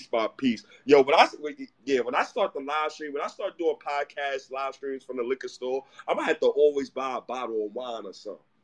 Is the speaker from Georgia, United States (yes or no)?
no; New York City, New York, United States; I'm from Harlem.